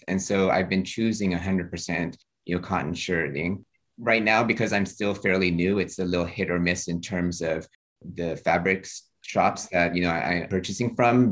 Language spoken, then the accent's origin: English; Houston, Texas, United States; moved away; I grew up in Houston, Texas